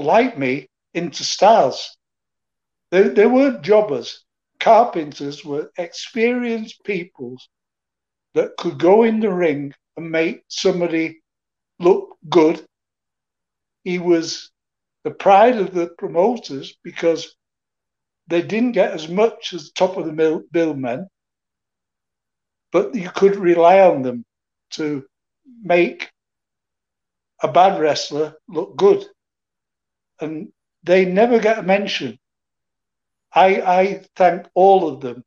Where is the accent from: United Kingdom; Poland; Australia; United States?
United Kingdom; Manchester, North West England; in my hometown, Manchester, Bellevue